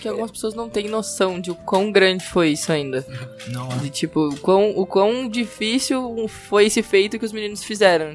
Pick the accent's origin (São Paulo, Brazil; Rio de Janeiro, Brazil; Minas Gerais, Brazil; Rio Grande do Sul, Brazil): Rio Grande do Sul, Brazil; Porto Alegre; moved away; eu não sou daqui, né? Eu sou do Rio Grande do Sul, moro, sou de Porto Alegre